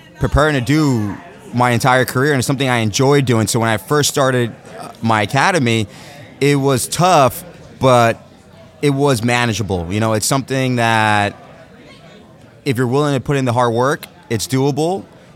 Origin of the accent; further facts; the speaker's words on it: New York, United States; also born or lived in New Jersey; I'm from New York. I split time between New York, New Jersey.